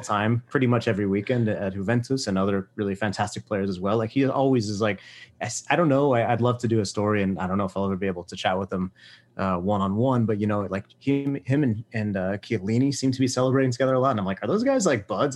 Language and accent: English; Fort Worth, Texas, United States; I'm from Fort Worth, but, like, went to Keller schools.